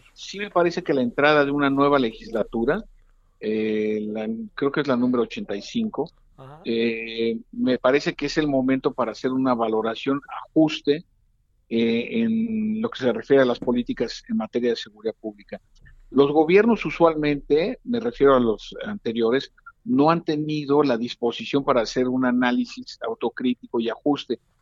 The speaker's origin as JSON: {"language": "Spanish", "country": "Mexico", "said": "como científico social y como mexicano de bien que soy"}